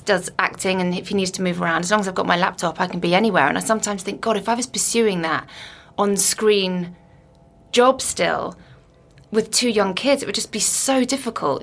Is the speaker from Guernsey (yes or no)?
yes; Guernsey; moved away as an adult; also born or lived in Liverpool / London; I was brought up on Guernsey, then I went to Liverpool